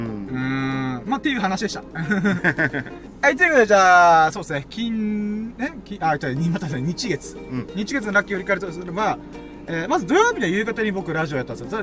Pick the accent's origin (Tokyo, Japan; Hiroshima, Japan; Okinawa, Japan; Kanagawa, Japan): Okinawa, Japan; 生まれも育ちも沖縄